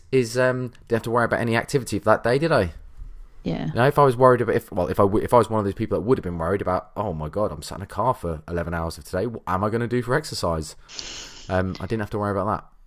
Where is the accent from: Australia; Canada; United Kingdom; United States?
United Kingdom; Liverpool, North West England; I'm a Scouser, from clearly from my accent, so I'm allowed.